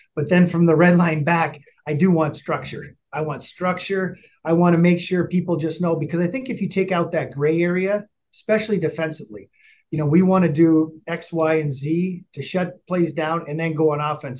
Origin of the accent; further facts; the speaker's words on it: United States; moved away as an adult; now in Calgary, Canada; me being American